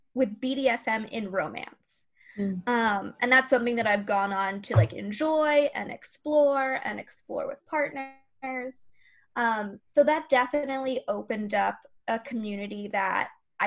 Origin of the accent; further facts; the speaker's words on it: Florida, United States; I'm from Florida